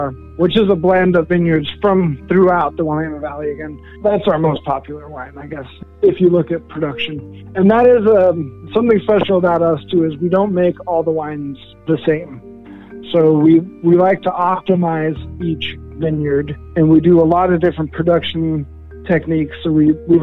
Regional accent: Denmark; moved away; I was born in Denmark

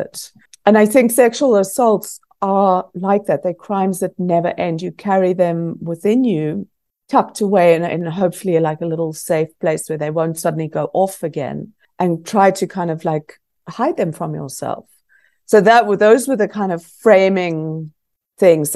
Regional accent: South Africa; also born or lived in Scotland; growing up in South Africa

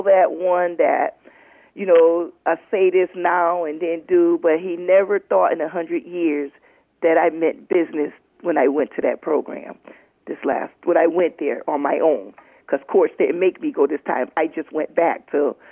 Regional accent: Middletown, United States; right here where I was born and raised. And that was Middletown

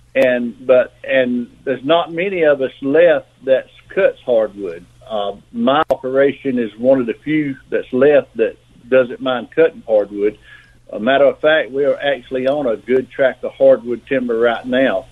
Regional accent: South Georgia, North Florida, United States; I'm from North Florida, South Georgia. Live in Florida now

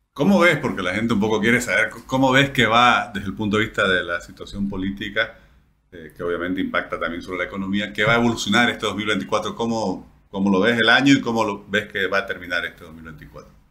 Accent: Bolivia

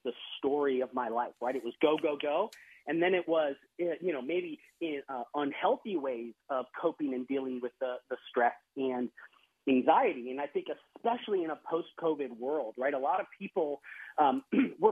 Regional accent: Wisconsin, United States; now in Texas, United States; I live in Texas now. I grew up in Wisconsin, but I live in Texas now

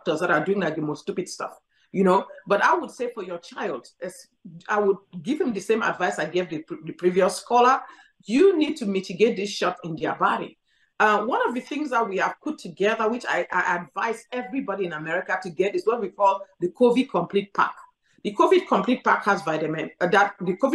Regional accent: Cameroon; moved away; I grew up in Cameroon where malaria was endemic

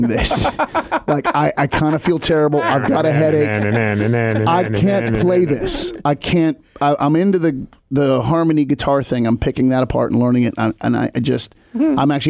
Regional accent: Cumberland, Maryland, United States; moved away; my hometown there in Cumberland, Maryland

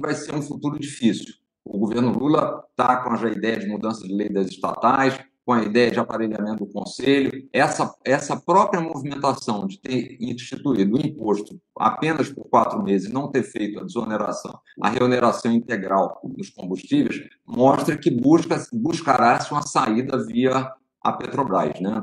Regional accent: Brazil; como brasileiro

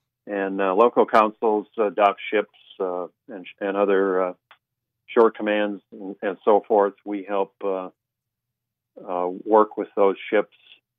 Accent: Minot, North Dakota, United States; I'm born and raised in Minot, UND engineering graduate in 1982.

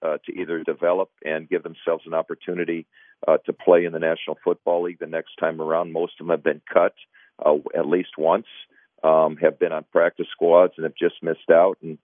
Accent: Minnesota, United States; growing up in Minnesota

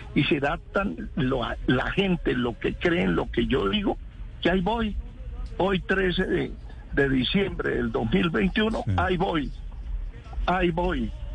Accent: Colombia; Yo soy es colombiano

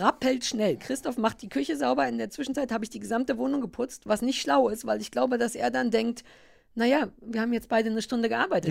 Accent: Berlin, Germany; ich als Berliner

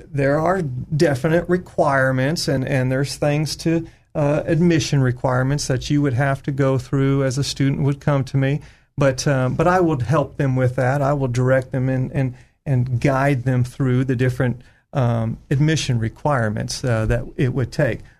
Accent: California, United States; moved away as an adult; now in Arkansas, United States; Harding University, I came from California back in uh, mid

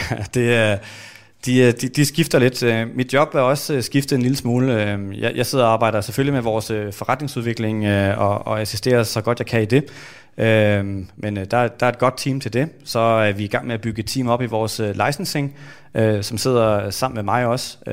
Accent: Denmark; vi er vokset op i Danmark

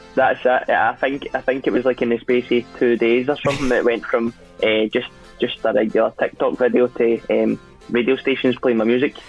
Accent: Scotland, United Kingdom; I'm Scottish

